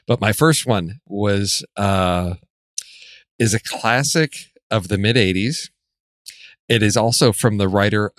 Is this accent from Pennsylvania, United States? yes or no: no; Chicago, Illinois, United States; moved away; I'm originally from Chicago where the slogan was vote early and vote often.